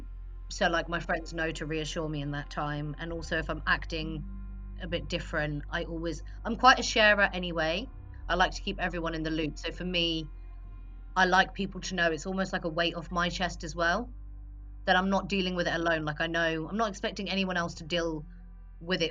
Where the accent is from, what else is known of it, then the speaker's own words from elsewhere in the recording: Ipswich, East of England, United Kingdom; I'm 24 and I'm from Ipswich